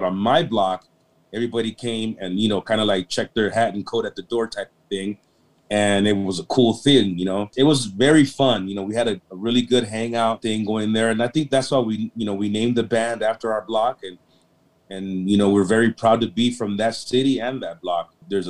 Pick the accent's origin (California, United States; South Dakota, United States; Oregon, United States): California, United States; South Gate; I grew up in Southgate, California, and it was considered like a lower middle class neighborhood in those days.